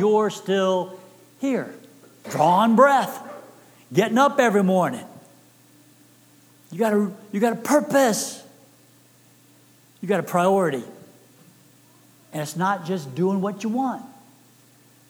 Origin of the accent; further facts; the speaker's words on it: Texas, United States; I am from Texas